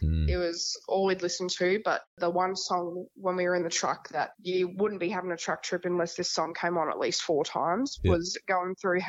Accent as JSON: {"language": "English", "town": "Townsville", "region": "Queensland", "country": "Australia", "said": "So I'm from Townsville."}